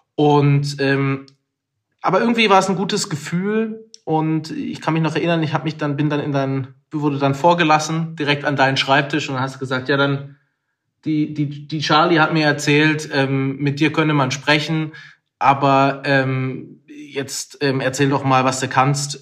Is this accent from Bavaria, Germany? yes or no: no; Pforzheim, Baden-Württemberg, Germany; Ich komme aus Pforzheim. Andreas würde sagen, die zweitschönste Stadt Deutschlands. Und ähm, bin dort aufgewachsen